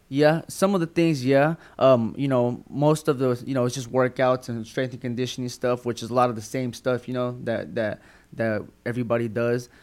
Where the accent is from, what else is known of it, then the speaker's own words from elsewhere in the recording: Tulsa, Oklahoma, United States; Born and raised in Tulsa, Oklahoma